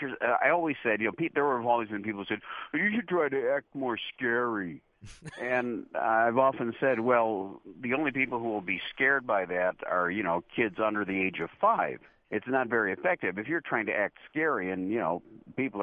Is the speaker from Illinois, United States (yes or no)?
yes; Chicago, Illinois, United States; also born or lived in Morton Grove / Niles; I was born in Chicago, and about 4 years after that, we moved to some suburbs of Chicago